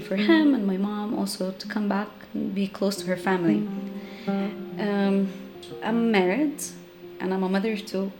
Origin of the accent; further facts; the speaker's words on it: Amman, Amman Governorate, Jordan; now in Beit Jala, Palestine; I was born and raised in Amman, Jordan, and I come from a refugee family.